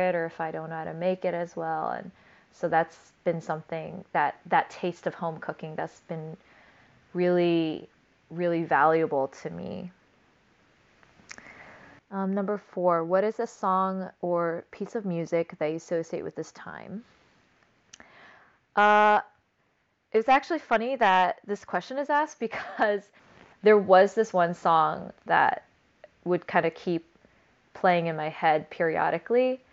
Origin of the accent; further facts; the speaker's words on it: United States; I'm Korean American